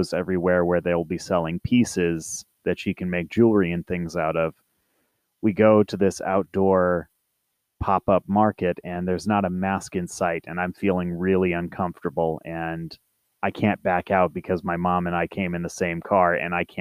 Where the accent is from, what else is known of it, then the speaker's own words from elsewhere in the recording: Lewis County, Washington, United States; I grew up in Lewis County, Washington